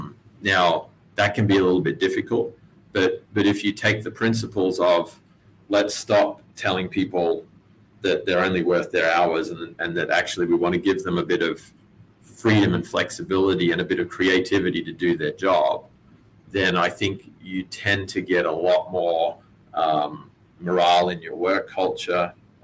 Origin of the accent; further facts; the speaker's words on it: Texas, United States; Very deep roots. Yeah, I'm actually Texan. So you're not going to get a Texan girl to Australia for very long.